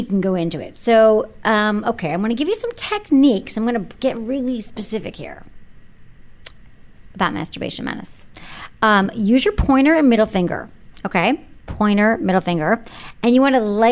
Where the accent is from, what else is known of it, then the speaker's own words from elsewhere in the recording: San Francisco, California, United States; I'm from San Francisco